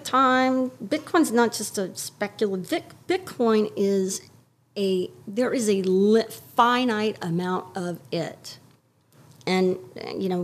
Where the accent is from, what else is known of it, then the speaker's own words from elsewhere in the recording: Houston, Texas, United States; moved away as an adult; now in New York, United States; my hometown in Houston, and when I grew up there, there was one loop